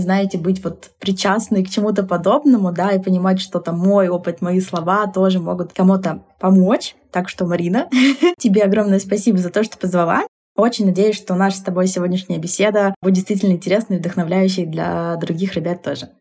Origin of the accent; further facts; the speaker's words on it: Tomsk, Tomsk Oblast, Russia; в родном городе